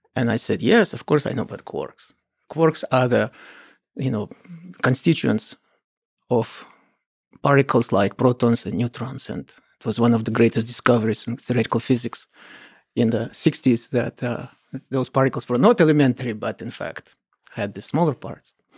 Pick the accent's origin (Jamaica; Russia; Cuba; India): Russia; Kolomna, Moscow Oblast; I grew up in the Soviet Union, in a small town near Moscow called Kolomna.